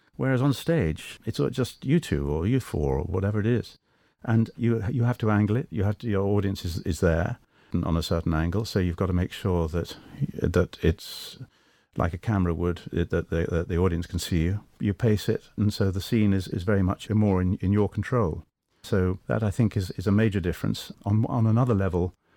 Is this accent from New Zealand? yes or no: no; England, United Kingdom; accent: British; I'm Anglo, of course. I'm English